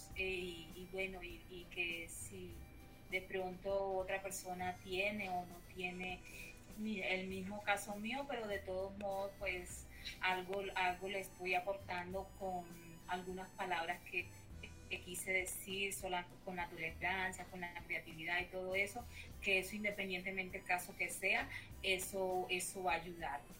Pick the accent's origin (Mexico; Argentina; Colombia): Colombia; Colombia, que, es mi tierra, que no la voy a olvidar